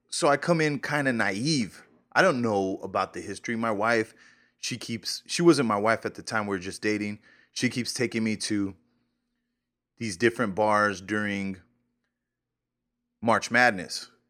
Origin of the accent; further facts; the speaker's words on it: New Mexico, United States; now in Kansas, United States; I'm from New Mexico, Nuevo Mexico. Shout out Nuevo Mexico.